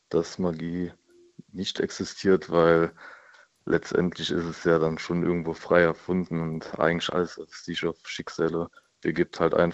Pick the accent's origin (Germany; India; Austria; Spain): India; Das sehe ich zum Beispiel in meinem Heimatland Indien, zum Beispiel, wo ich herkomme.